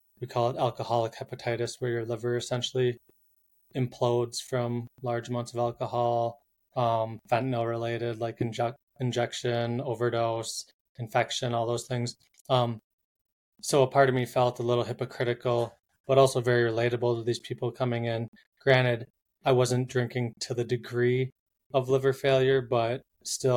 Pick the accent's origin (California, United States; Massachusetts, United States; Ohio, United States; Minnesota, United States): Minnesota, United States; now in Boulder, United States; I'm from Minnesota, Minnesota. Minnesota. Live in Boulder, three quarters time.